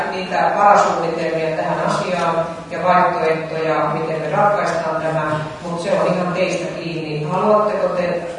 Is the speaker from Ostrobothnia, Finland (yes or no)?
yes; Ostrobothnia, Finland; mä olen Pohjanmaalta kotoisin